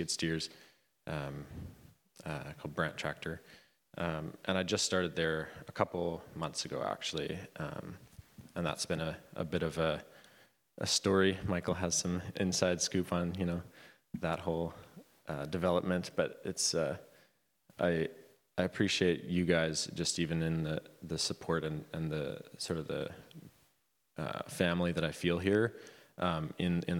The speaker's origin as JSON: {"language": "English", "town": "Vanderhoof", "region": "British Columbia", "country": "Canada", "tie": "born or raised there", "said": "I grew up in Vanderhoof, BC, kind of lots of Mennonites in that town."}